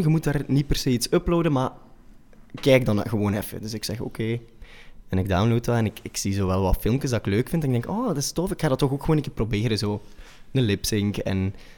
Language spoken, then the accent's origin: Dutch; Machelen, Flanders, Belgium; accent: combo van Oost-Vlaams met West-Vlaams; also born or lived in Brussels; now in Antwerp, Belgium; ben opgegroeid in Machelen, bij Zulte. En in Deinzen naar school gegaan